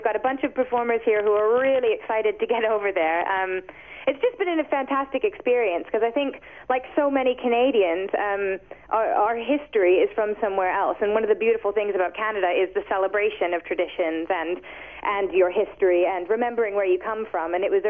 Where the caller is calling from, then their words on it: London, United Kingdom; Yep, that's exactly it. We're calling from London.